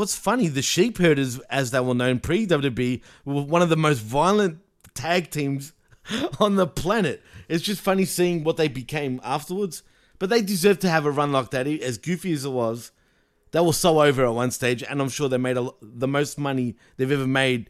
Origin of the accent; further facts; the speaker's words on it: Nigeria; You know, I come from Nigeria.